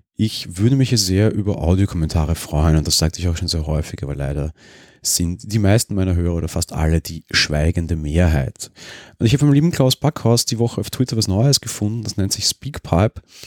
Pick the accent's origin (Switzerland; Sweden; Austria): Austria; Vienna; als Wiener